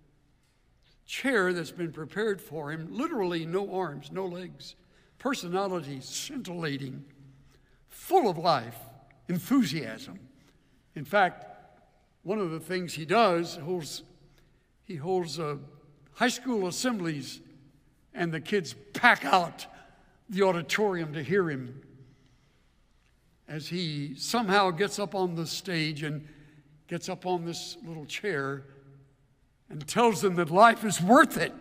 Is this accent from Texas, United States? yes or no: yes; El Campo, Texas, United States; I'm from El Campo, one of the great sites of Texas